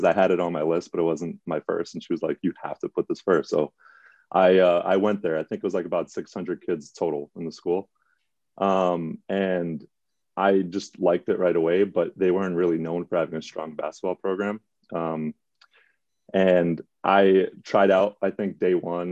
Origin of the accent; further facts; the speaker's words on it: New York City, New York, United States; I grew up in the Bronx